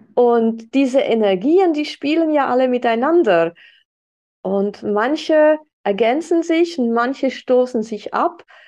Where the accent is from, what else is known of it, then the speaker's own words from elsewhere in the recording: Switzerland; bei uns in der Schweiz